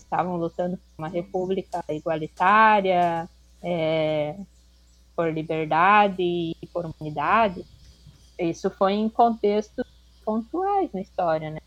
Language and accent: Portuguese; Rio Grande do Sul, Brazil; moved away as an adult; also born or lived in Santa Catarina; eu nasci no Rio Grande do Sul